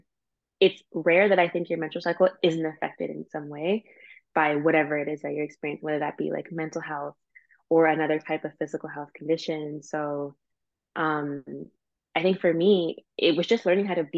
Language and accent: English; Canada; I'm Canadian